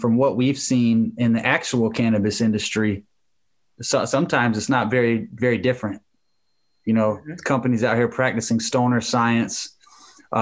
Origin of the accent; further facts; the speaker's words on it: Jacksonville, Florida, United States; I'm from Jacksonville, Florida.